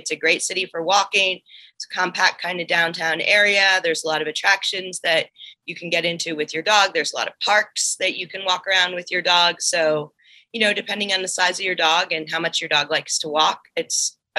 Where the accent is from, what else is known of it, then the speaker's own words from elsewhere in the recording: Colorado, United States; my home state of Colorado.